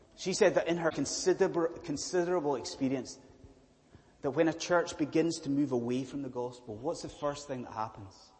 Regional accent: Scotland, United Kingdom; I am a Scottish Presbyterian minister

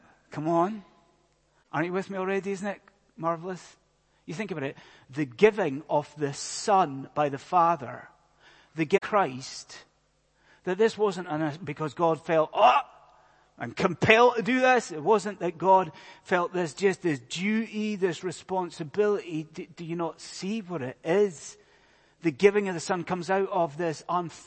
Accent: Scotland, United Kingdom; I am a Scotsman

